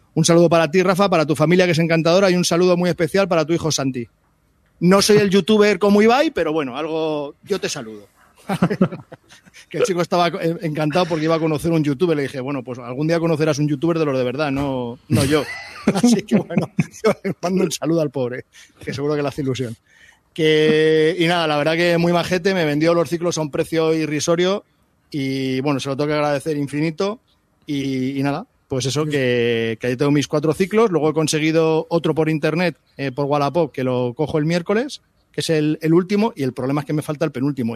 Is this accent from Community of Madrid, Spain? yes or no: yes; Daganzo, Community of Madrid, Spain; soy de Daganzo